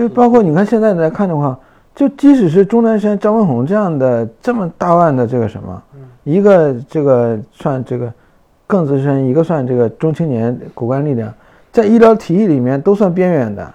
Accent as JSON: {"language": "Chinese", "region": "Northeast China", "country": "China", "tie": "born or raised there", "moved": "yes", "said": "我们老家东北"}